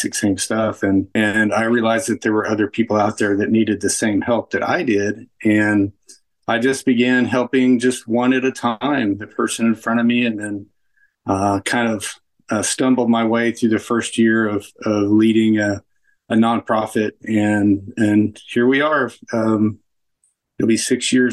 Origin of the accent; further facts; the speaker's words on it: Mustang, Oklahoma, United States; also born or lived in Kansas City; So I am from Mustang, Oklahoma